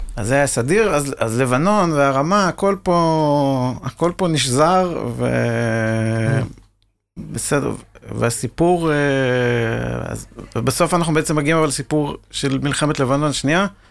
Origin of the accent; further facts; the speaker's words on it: Israel; אני גם קיבוצניק במקור